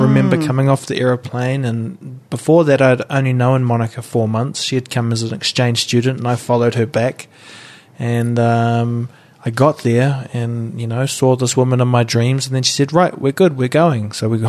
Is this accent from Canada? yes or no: no; New Zealand; I mean, we have them, but I don't think about it when I'm away from New Zealand.